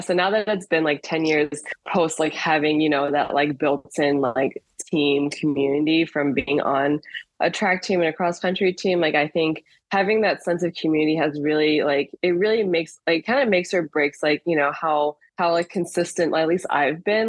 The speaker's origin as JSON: {"language": "English", "town": "Chicago", "region": "Illinois", "country": "United States", "tie": "born or raised there", "also_born_or_lived": "France / Ohio / Evanston", "said": "I am originally from Chicago, so grew up here"}